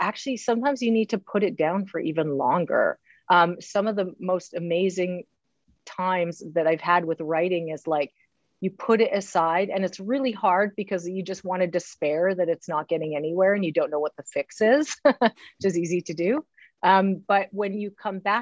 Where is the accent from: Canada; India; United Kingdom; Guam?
Canada; Northern Saskatchewan; Northern Saskatchewan in my hometown in the 50s